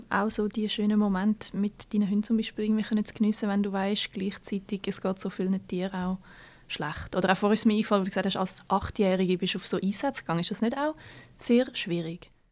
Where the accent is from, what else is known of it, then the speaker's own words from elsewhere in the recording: Switzerland; Ja, sowieso. wir, die sehr äh, als verschlossen gelten.